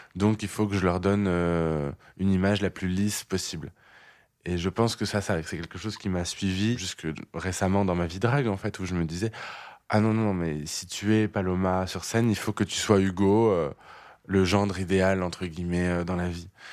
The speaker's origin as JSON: {"language": "French", "town": "Clermont-Ferrand", "region": "Auvergne-Rhône-Alpes", "country": "France", "tie": "born or raised there"}